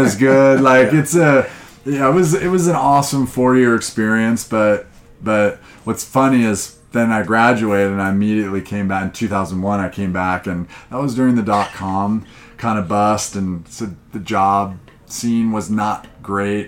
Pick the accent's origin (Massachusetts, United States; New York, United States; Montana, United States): Montana, United States; moved away; I grew up in Montana